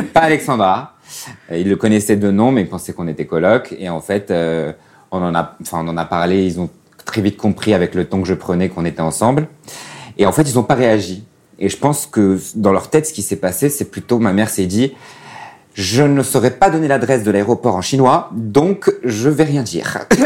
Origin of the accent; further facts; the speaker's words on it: Casablanca, Casablanca-Settat, Morocco; moved away as an adult; also born or lived in China; j'ai 33 ans et je viens de Casablanca, au Maroc.